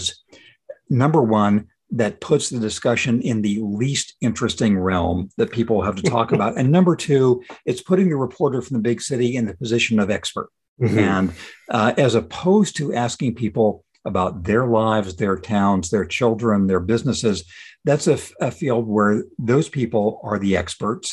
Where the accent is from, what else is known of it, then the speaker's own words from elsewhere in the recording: Ozark, California, United States; I grew up in Ozark, California